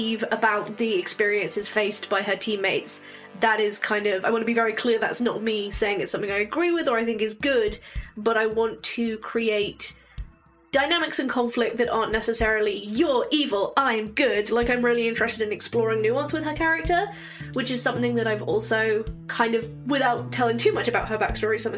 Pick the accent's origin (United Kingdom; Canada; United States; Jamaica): United Kingdom; England; I'm English, but my family has Scottish heritage